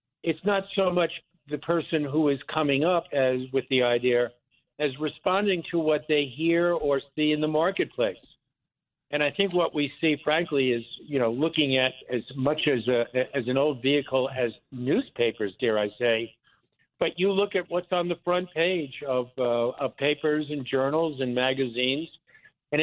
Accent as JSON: {"language": "English", "town": "Lawrence", "region": "New York", "country": "United States", "tie": "born or raised there", "also_born_or_lived": "Philadelphia", "said": "originally I grew up on Long Island, on the south shore of Long Island, in what I think was then and still called the Five Towns, Lawrence, Long Island"}